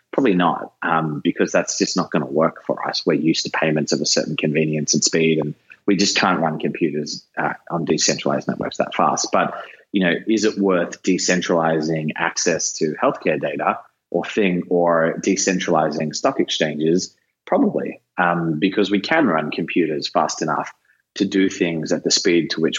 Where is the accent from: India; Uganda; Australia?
Australia; now in San Francisco, United States; being an Australian Italian